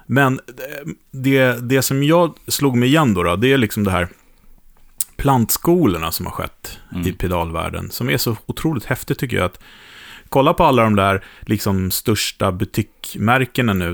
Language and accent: Swedish; Sweden; för mig som svensk